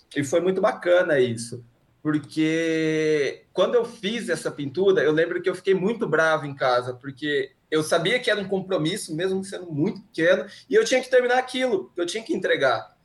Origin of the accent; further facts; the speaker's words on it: Americana, São Paulo, Brazil; moved away as an adult; eu sou do interior, né, de Americana